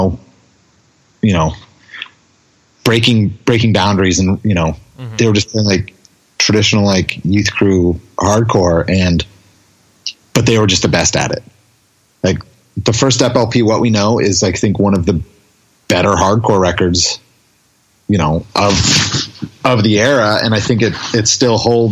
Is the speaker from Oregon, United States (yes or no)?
no; California, United States; we're from California